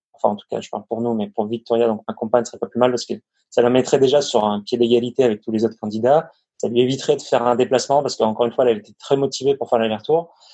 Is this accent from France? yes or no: yes; Avignon, Provence-Alpes-Côte d'Azur, France; moved away as an adult; also born or lived in Lyon / the North of France; je suis originaire d'Avignon, dans le sud